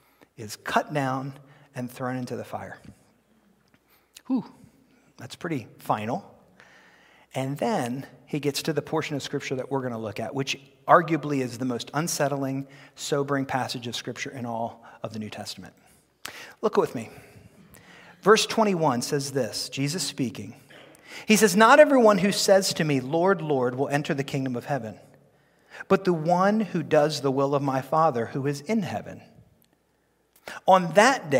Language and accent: English; United States; I'm very happy to be an American